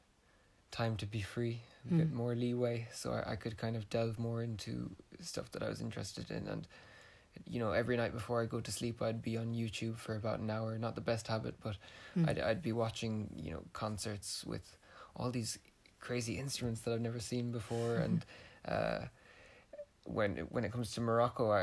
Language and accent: English; Ennis, Munster, Ireland; I'm from Ennis